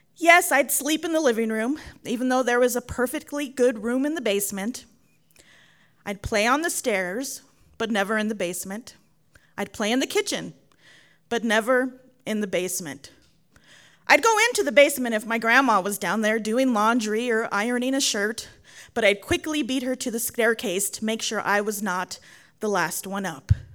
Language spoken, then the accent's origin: English; San Antonio, Texas, United States; now in Dolores, United States; I grew up in San Antonio, Texas, but spent nearly every summer at my grandparents' house in Commerce City, Colorado